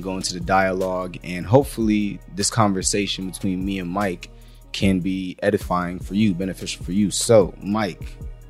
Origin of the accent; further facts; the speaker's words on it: Nigeria; It's funny because we're both Nigerian, but yeah, no.